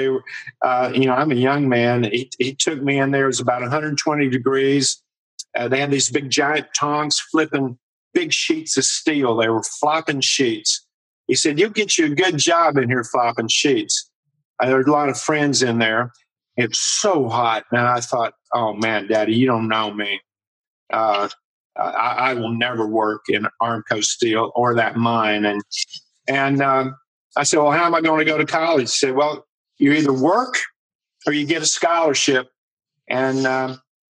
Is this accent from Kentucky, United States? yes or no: yes; Ashland, Kentucky, United States; moved away; that was my hometown where I was raised and went to high school